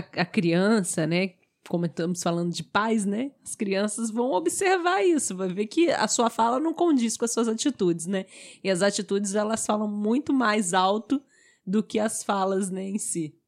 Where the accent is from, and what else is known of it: Brazil